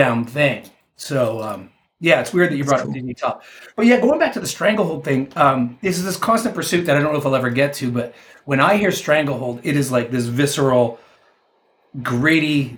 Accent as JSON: {"language": "English", "country": "Canada", "said": "I'm a 49-year-old guy from Canada, so you know that played hockey"}